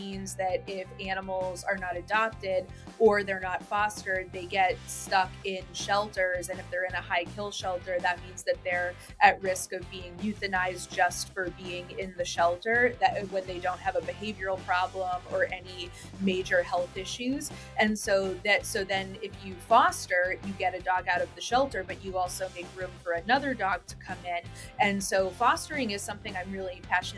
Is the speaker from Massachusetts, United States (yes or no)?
yes; Massachusetts, United States; when I was growing up in Massachusetts, my neighborhood was very cat-centric